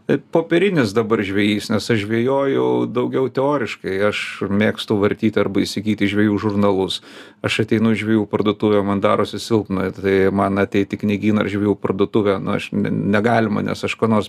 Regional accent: Vilnius, Vilnius County, Lithuania; also born or lived in Kaunas; O paskui jau mane su tėvais išleido į Vilnių ir nuo tada aš jau Vilniuje kitur važiuodavau tik laikinai aplankyti.

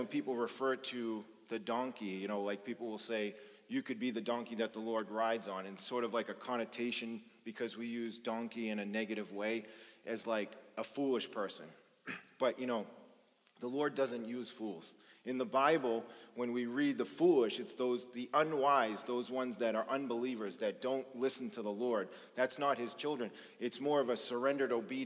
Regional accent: Boston, Massachusetts, United States; I grew up in South Boston at a time when it was really bad drugs and organized crime and just a lot of dysfunction

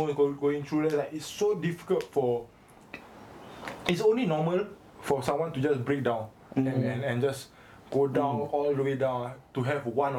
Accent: Singapore; as a Singaporean student

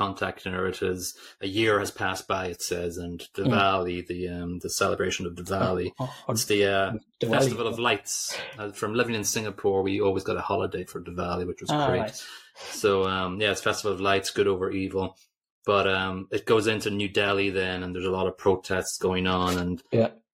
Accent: Ireland; we're Irish

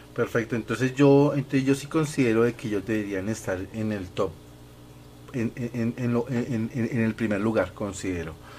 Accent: Colombia; nosotros colombianos

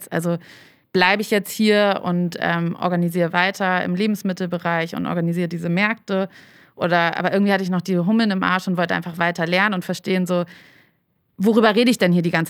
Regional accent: Hamburg, Germany; moved away as an adult; also born or lived in Berlin; ich bin ja Hamburgerin, bin dann aber nach dem Abi, war ich dann erstmal reisen und bin dann äh, nach Berlin, um da zu studieren.

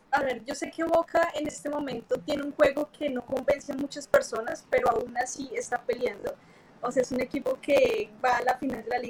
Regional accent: Colombia

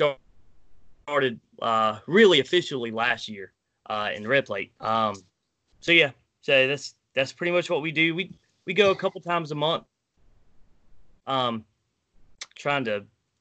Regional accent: Wilmington, North Carolina, United States; I'm from Wilmington, North Carolina, born and raised

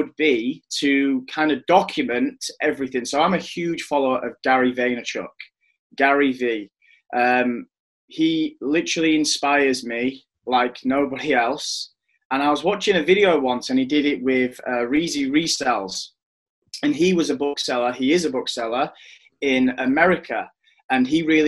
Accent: Leeds, Yorkshire and the Humber, United Kingdom; I'm from West Yorkshire, Leeds.

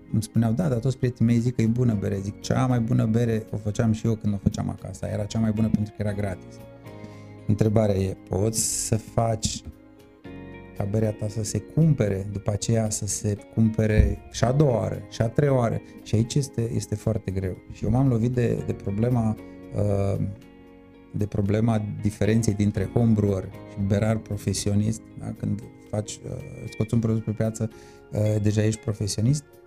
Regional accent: Târgu Mureș, Mureș County, Romania; ești mândru să spui, uite, sunt din Târgu Mureș

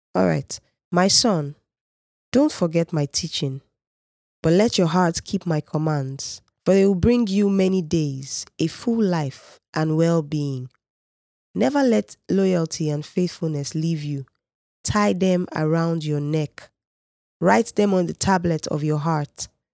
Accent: Nigeria; I'm a Nigerian

